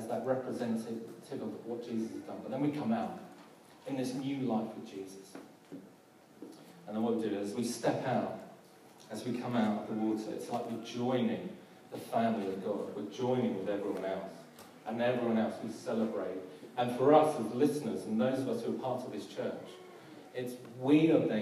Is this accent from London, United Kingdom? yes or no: yes; London, United Kingdom; I'm from South London